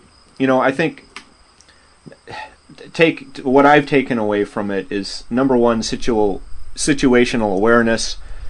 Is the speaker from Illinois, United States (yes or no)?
yes; Chicago, Illinois, United States; born there; So I lived in Chicago for 4 years. I was born in Chicago.